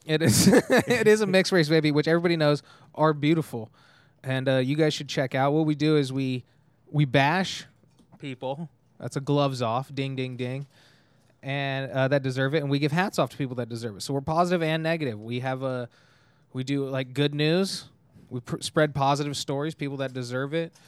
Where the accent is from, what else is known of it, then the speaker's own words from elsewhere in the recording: Tehachapi, California, United States; also born or lived in Bakersfield, California; I'm actually from Tehachapi, California